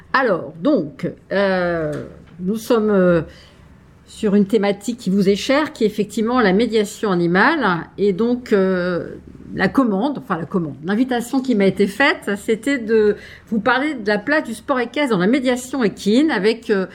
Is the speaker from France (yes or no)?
yes; France; chez nous en France